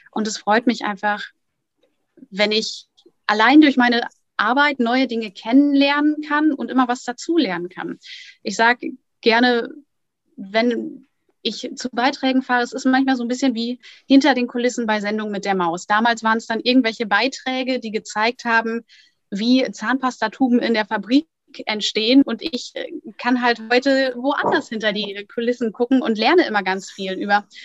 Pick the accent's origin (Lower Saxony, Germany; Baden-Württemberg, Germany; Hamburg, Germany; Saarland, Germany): Lower Saxony, Germany; Lohne; also born or lived in Lingen; Also geboren bin ich tatsächlich in Lingen im Emsland, aufgewachsen dann in Lohne in der Grafschaft Bentheim.